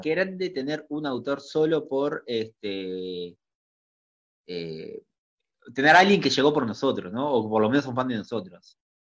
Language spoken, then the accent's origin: Spanish; Uruguay; Soy reconocido en mi país